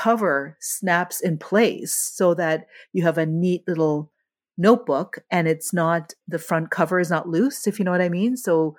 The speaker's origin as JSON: {"language": "English", "country": "Canada", "said": "I'm Canadian"}